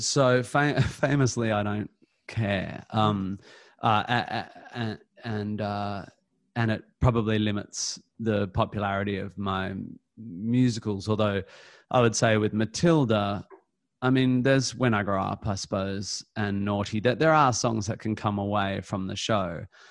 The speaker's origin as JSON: {"language": "English", "town": "Perth", "region": "Western Australia", "country": "Australia", "moved": "yes", "said": "I come from Perth"}